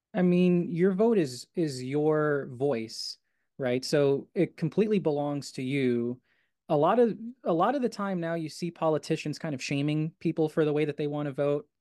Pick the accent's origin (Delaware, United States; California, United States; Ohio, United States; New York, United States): New York, United States; New York City; my hometown, Astoria